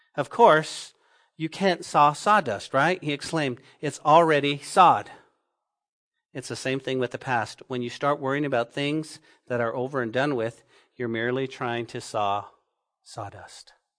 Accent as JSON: {"language": "English", "town": "Santa Fe", "region": "New Mexico", "country": "United States", "tie": "born or raised there", "moved": "yes", "lives_now": "Lubbock, United States", "said": "when I was growing up in Santa Fe, New Mexico"}